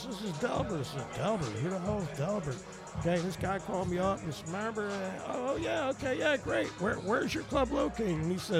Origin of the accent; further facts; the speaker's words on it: New Jersey, United States; moved away; also born or lived in Oklahoma City; I'm from New Jersey, okay?